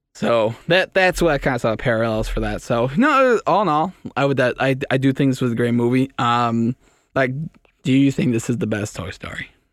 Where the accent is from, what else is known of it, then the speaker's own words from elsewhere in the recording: Canada; I'm Canadian